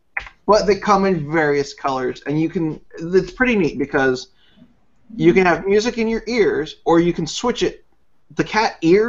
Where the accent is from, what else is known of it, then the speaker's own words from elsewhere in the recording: United States; I am American and I cannot speak English properly.